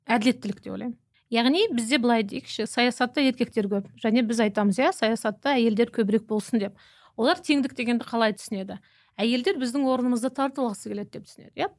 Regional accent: Kazakhstan; біз қазақ халқы

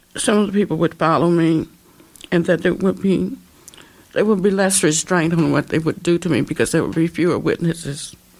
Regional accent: Little Rock, Arkansas, United States; moved away as an adult; I uh, lived in Little Rock until I was 17

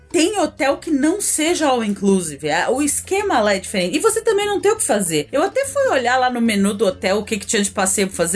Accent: São Paulo, Brazil; tenho o meu limite de praia, né? Como uma boa paulistana, é, meu limite de praia é baixo.

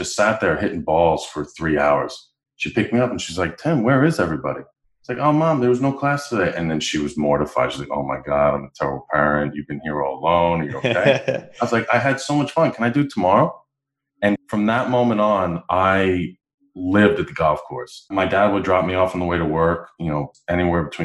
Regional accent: New York, United States; accent: New York; now in Katy, United States; I'm from New York.

